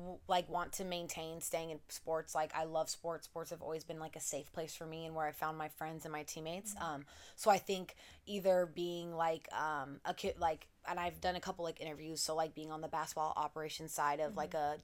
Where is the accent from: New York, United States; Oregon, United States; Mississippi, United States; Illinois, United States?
Oregon, United States; Portland; moved away as an adult; now in California, United States; grew up in Portland, Catholic school, all 12 years, baby.